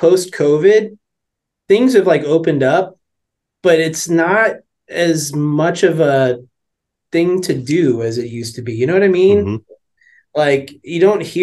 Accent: St. Louis, Missouri, United States; also born or lived in South County, St. Louis; Grew up actually in North County, right at 367 in Lindbergh

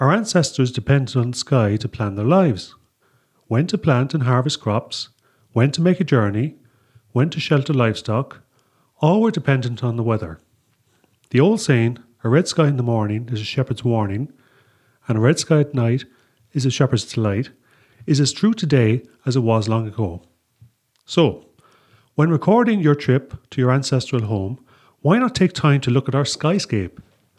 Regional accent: Munster, Ireland; As you already probably guessed, I'm Irish. Most, if not all, of my forebears, and now their offspring, come from the Munster area and still live here.

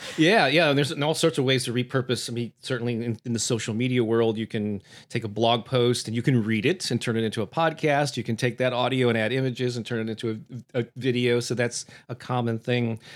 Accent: St. Louis, Missouri, United States; my hometown here of Saint Louis, Missouri

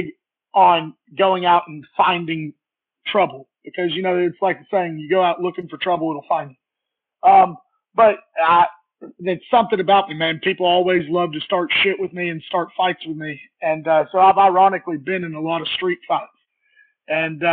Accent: Soddy-Daisy, Tennessee, United States; born or raised there; also born or lived in Alabama

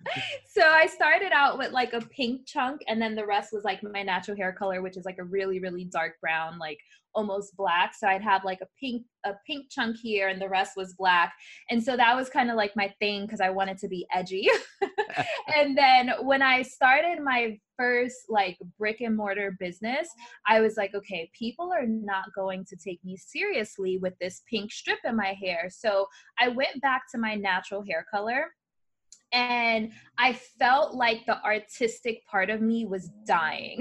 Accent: New York City, New York, United States; I was born in the Bronx, New York

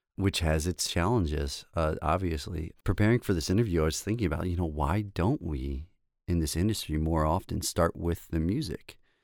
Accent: Baltimore, Maryland, United States; also born or lived in Saint Paul, Minnesota; I'm from Baltimore, Maryland, so East Coast to the West, or the Midwest is where, you know, I went to school.

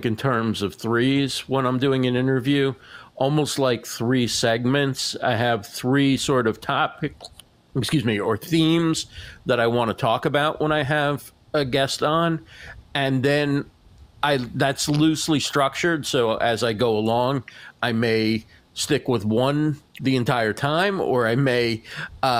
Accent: New Jersey, United States; I'm from New Jersey

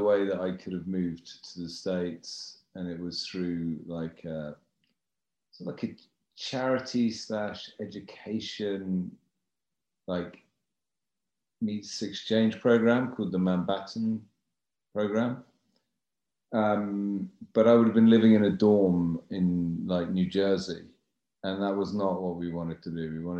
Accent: United Kingdom; And she was interesting to me as a Brit.

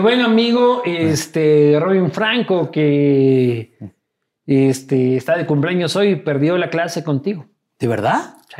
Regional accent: Loja, Ecuador; soy de Loja, hermano, soy casi, del Perú

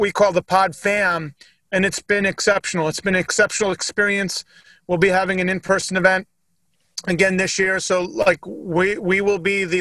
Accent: Northeast, United States; I grew up in the Northeast.

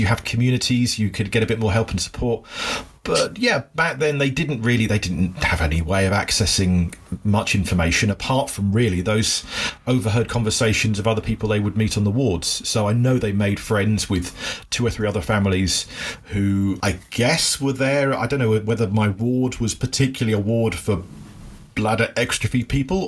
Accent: Cornwall, South West England, United Kingdom; I was born in Cornwall in the UK, which is like the far southwest end

